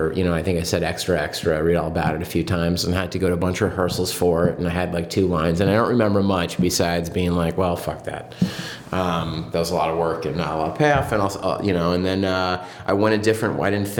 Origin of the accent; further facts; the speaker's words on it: San Diego, California, United States; moved away as an adult; I grew up in San Diego